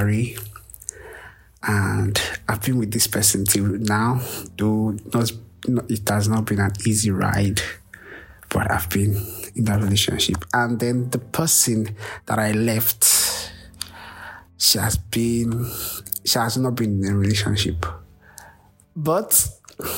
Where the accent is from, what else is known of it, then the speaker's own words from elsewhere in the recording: Lagos, Nigeria; I'm from Lagos, Nigeria